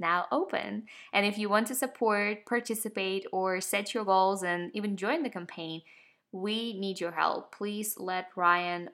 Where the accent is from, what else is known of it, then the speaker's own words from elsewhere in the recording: Ukraine; now in Atlanta, United States; I'm from Ukraine